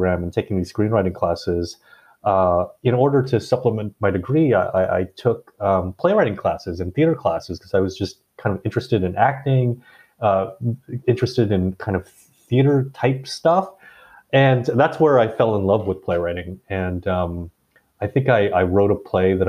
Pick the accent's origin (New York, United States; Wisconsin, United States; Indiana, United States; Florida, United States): Indiana, United States; Indianapolis; moved away; also born or lived in Bangkok, Thailand; I was born and raised mostly in Indiana, Indianapolis specifically, although there was a 1 or 2 year detour where as a baby I was sent off to live in Bangkok